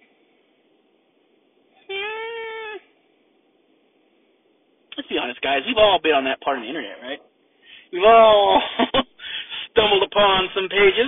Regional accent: United States; I'm an American

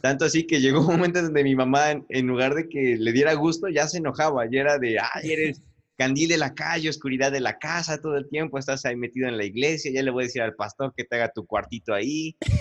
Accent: Puebla, Mexico

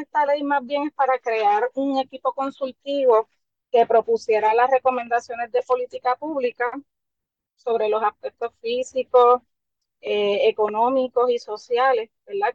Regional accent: San Juan, Puerto Rico; also born or lived in Santurce; soy nacida en Río Piedra. Me crié mis primeros cinco años en Santurce. Luego paso nuevamente a Río Piedra, al barrio Capetillo

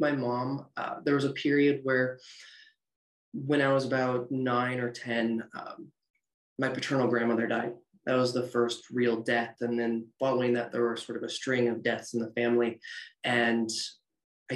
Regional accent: Northern Ohio, United States; I'm from Northern Ohio, so I grew up in cornfields, cows, and going to church and revival

